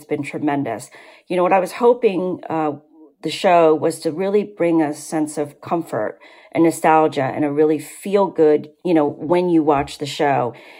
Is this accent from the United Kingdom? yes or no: no; Vietnam; English is a second language; now in United States; My mother came to this country. When we came from Vietnam, my mother, you know, we spoke French and Vietnamese. We did not speak English.